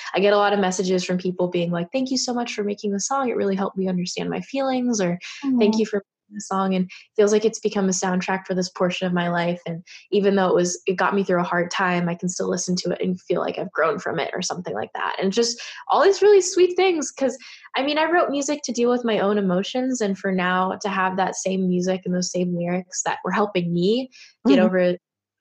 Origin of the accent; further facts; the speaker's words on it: Bay Area, California, United States; I grew up in the Bay Area where a lot of people were like me